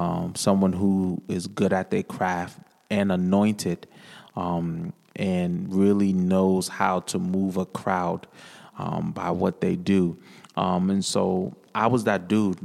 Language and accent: English; New London, Connecticut, United States; I hail from New London, Connecticut, born and raised, Whaler City, green and gold